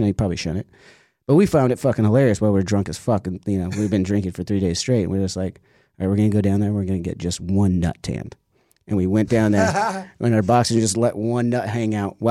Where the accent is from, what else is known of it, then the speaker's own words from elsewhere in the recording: United States; as an American